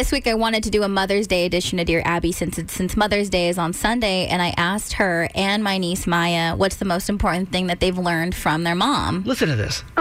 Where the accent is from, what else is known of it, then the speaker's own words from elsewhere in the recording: New Freedom, Pennsylvania, United States; I'm from New Freedom.